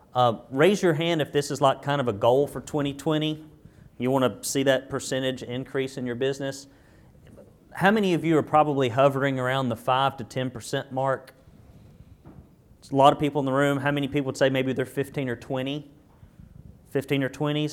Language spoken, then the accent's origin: English; Arab, Alabama, United States; I grew up in Arab, Alabama